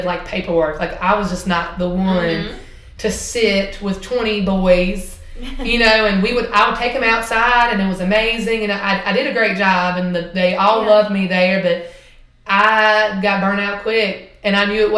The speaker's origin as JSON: {"language": "English", "town": "Scottsburg", "region": "Virginia", "country": "United States", "tie": "born or raised there", "also_born_or_lived": "North Carolina", "said": "my hometown is Scottsburg, Virginia"}